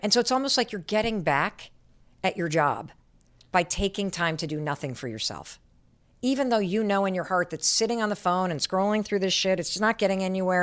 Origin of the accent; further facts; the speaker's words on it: Michigan, United States; moved away as an adult; I grew up in Michigan and I went to Dartmouth